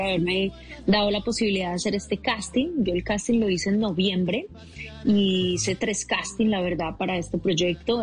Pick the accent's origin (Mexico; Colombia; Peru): Colombia; Medellín, Antioquia; moved away as an adult